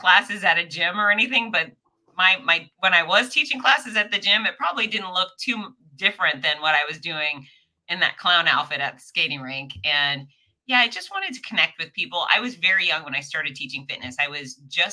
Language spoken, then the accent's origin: English; Fort Lauderdale, Florida, United States; now in Gainesville, United States; Born and raised in Fort Lauderdale, Florida